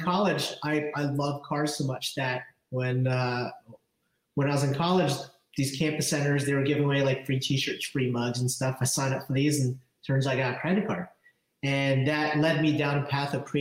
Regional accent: New Jersey, United States; also born or lived in Philadelphia, Pennsylvania; I'm from Jersey. Grew up in South Jersey

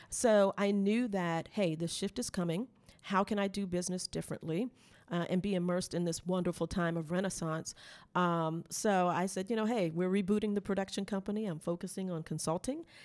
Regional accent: United States; we're from America

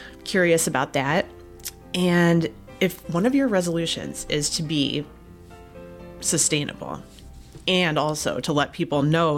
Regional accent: Ohio, United States; That is in my home state of Ohio, and it's not too far from where I live.

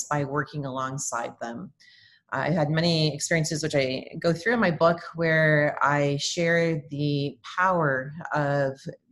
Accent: Windsor, Ontario, Canada; moved away as an adult; also born or lived in Birmingham, Michigan / Oklahoma; now in Oklahoma City, United States; I'm actually a Canadian, temporarily transplanted here in Oklahoma

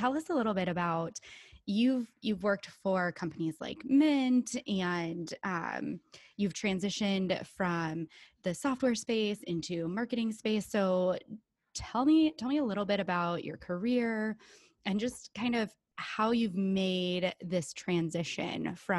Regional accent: Connecticut, United States; from Connecticut.

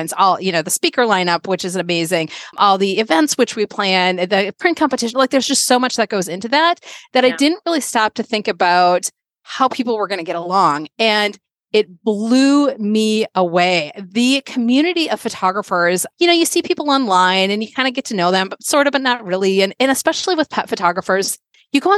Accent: Minnesota, United States; moved away as an adult; also born or lived in Connecticut; 2011, I moved from the East Coast to Minnesota, where I grew up

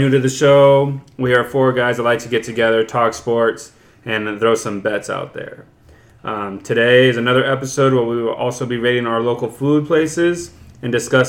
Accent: Canada; gosh, I'm Canadian. Holy smokes.

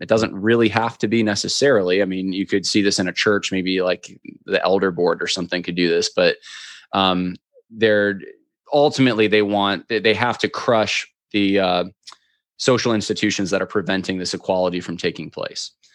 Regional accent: upstate New York, United States; now in Virginia, United States; I grew up in upstate New York

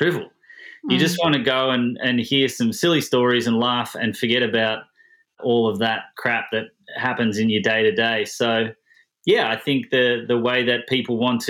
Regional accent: Melbourne, Victoria, Australia; moved away as an adult; now in San Diego, United States; I was born in Melbourne, Australia, in 1982. I am a comedian. I grew up in Australia, obviously, and then I've lived in America for the last 10 years

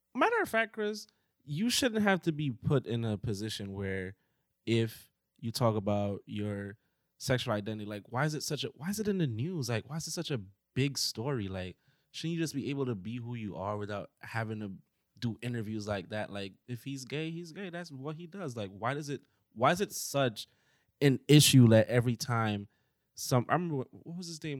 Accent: Jamaica; moved away; I had to have a dictionary in my book bag growing up in Jamaica

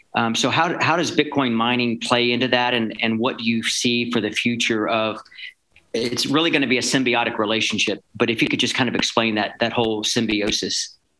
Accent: Texas, United States; I'm a proud Texan myself

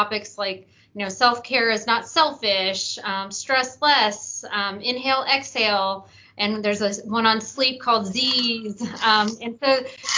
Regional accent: Memphis, Tennessee, United States; moved away as an adult; also born or lived in Arizona; I moved back to Memphis, my hometown

